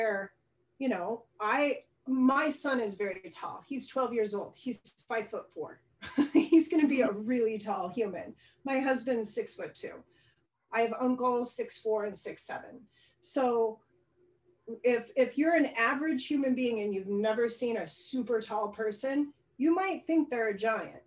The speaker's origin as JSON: {"language": "English", "region": "rural Idaho", "country": "United States", "tie": "born or raised there", "said": "I grew up in Idaho, rural Idaho"}